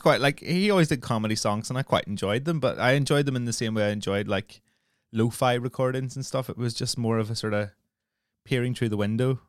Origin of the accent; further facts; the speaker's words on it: Northern Ireland, United Kingdom; obviously growing up in Northern Ireland is very much like growing up in the north of England.